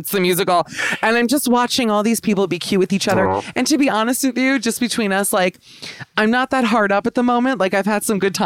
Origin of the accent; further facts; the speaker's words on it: New York, United States; I'm just an American New Yorker